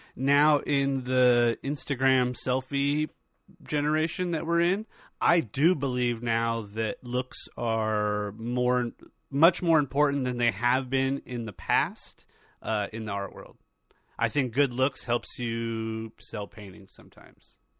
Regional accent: California, United States; I was born and raised in California

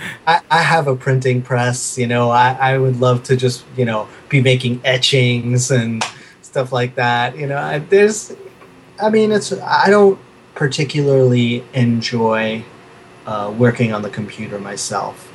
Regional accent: New York City, New York, United States; also born or lived in Brooklyn / Manhattan; I was born in Brooklyn. Uh, I grew up mostly in Queens

